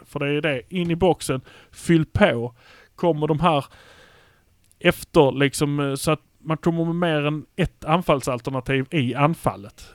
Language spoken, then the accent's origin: Swedish; Malmö, Skåne, Sweden; vi är från Malmö